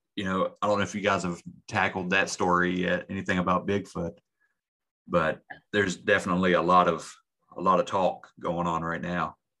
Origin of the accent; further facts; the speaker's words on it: West Virginia, United States; my home state